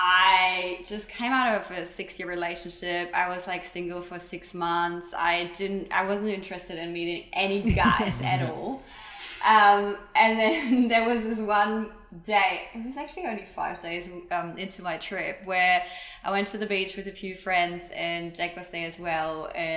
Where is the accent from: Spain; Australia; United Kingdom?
Spain; moved away; also born or lived in Germany; I'm from Germany, and I quit my job in 2016. I wanted to move to Spain because originally I grew up in Spain with my family. It was always my dream to move back